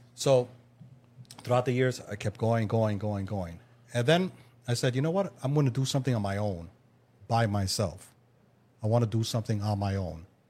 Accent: New York City, New York, United States; I'm from Queens, New York

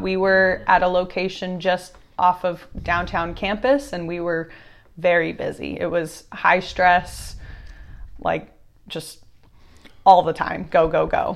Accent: Austin, Texas, United States; I was born in Austin, Texas.

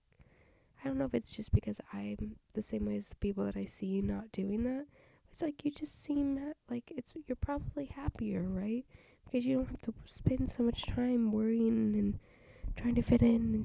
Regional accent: Southern United States, United States; accent: country accent, southern twang

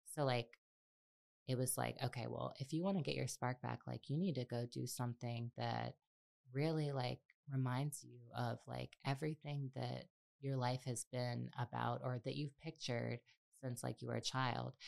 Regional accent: New Orleans, Louisiana, United States; I'm from New Orleans

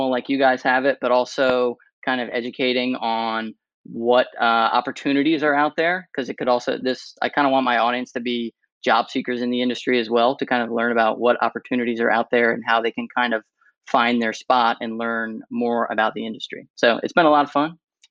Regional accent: Annapolis, Maryland, United States; also born or lived in St. Petersburg, Florida; I'm from the DMV, born and raised in Annapolis, Maryland.

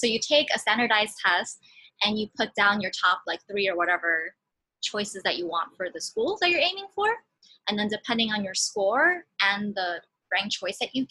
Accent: New York City, New York, United States; moved away as an adult; also born or lived in New England; born and raised in Queens, New York, and I am currently back in Queens, New York

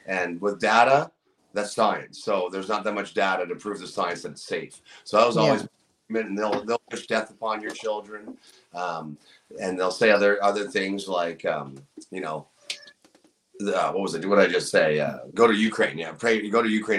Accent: Niagara, Ontario, Canada; My hometown's pretty awesome. Niagara's a great community to be a part

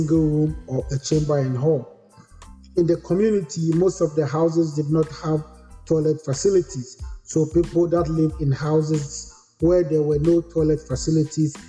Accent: Koforidua, Eastern Region, Ghana; moved away as an adult; now in United States; My maternal family settled at Kofodia in the Eastern region, and that is where I was born and lived.

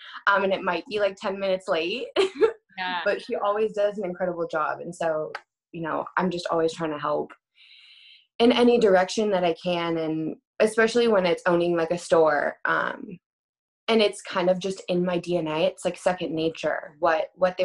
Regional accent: Coeur d'Alene, Idaho, United States; also born or lived in South Carolina / Paris; I was born and raised in Coeur d'Alene. I've lived in the same exact house my entire life

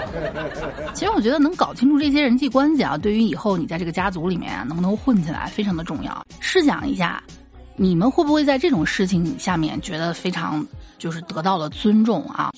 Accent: northern China, China; 因为我从小是在北方这个文化下训抄长大的

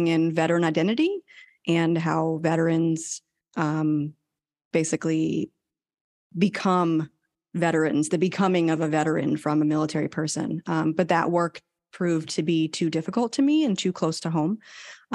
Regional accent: New England, United States; moved away as an adult; also born or lived in Yokosuka, Japan; now in Texas, United States; I am originally from New England. I was born and raised here. And then I left when I was 18 to join the Navy

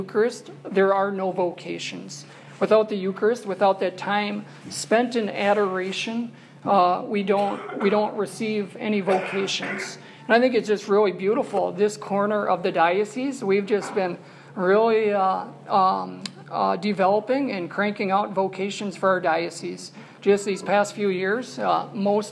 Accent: New Ulm, Minnesota, United States; I come from New Ulm, and in New Ulm, we also have a perpetual adoration chapel

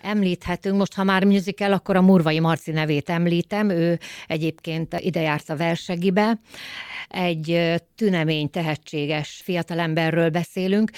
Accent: Újszász, Jász-Nagykun-Szolnok, Hungary; szülőhazám, újszász

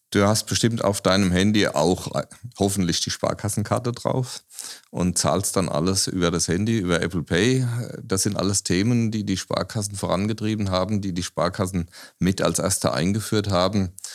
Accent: Aschaffenburg, Bavaria, Germany; Ich bin ja Aschaffenburger, äh, in Aschaffenburg geboren

